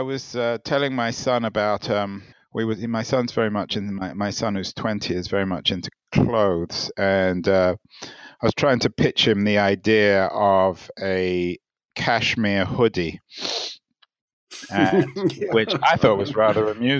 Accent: England, United Kingdom; When I was growing up, I grew up in England, and I used to just go away, go to Europe, go overseas

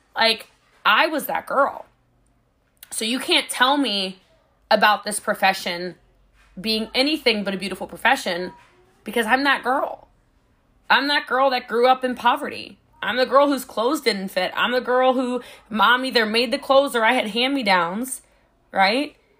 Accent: Texas, United States; I'm a Texan

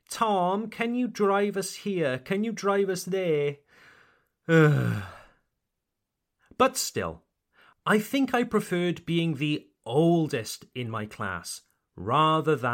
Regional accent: United Kingdom; I am British, and I only went to school in the United Kingdom

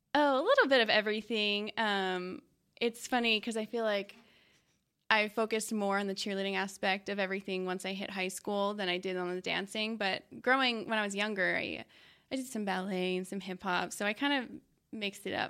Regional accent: Long Island, New York, United States; moved away as an adult; now in Dallas, United States; I'm from New York.

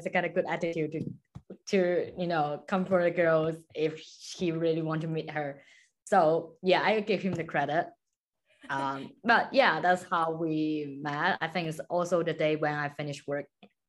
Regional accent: Guangzhou, Guangdong, China; moved away as an adult; also born or lived in Australia / United Kingdom / Ukraine; now in Warsaw, Poland; I'm original from China, Guangzhou

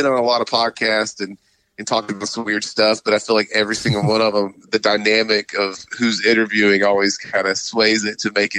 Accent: Greenville, South Carolina, United States; moved away as an adult; now in Indiana, United States; I was born and raised in Greenville, South Carolina. That's actually, I'm hanging out here right now for the holidays, but me and my wife, we live in Indiana now.

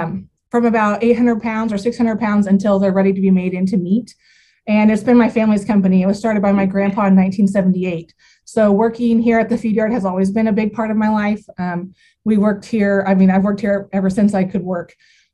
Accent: Southwest Kansas, United States; I am from Southwest Kansas. My family and I feed cattle here.

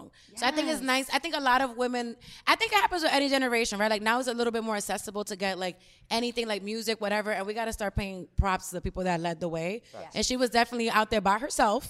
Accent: New York City, New York, United States; I'm from Uptown, Washington Heights

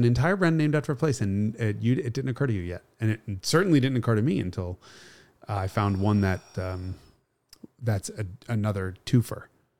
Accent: New York, United States; I'm from New York

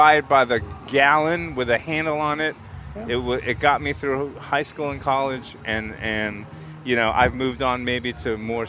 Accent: New York City, New York, United States; Yes, I grew up in Brooklyn.

